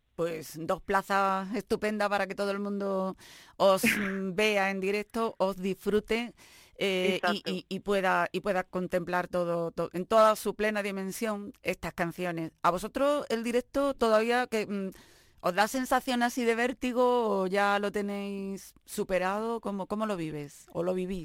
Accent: Granada, Andalusia, Spain; nuestra tierra, desde Granada

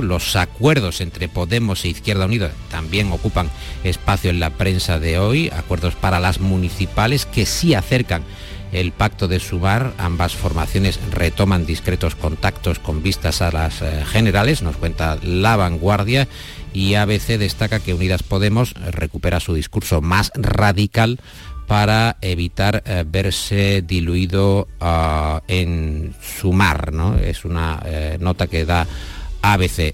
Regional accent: Andalusia, Spain; los andaluces que somos con los gallegos los más arraigados a nuestra tierra

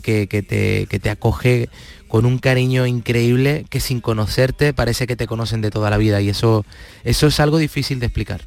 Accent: Palma del Río, Andalusia, Spain; moved away; mi pueblo

